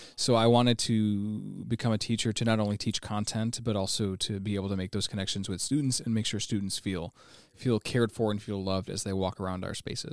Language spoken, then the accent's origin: English; United States; first language English; being a, a Mexican American, being a Chicano, I grew up learning English as my first language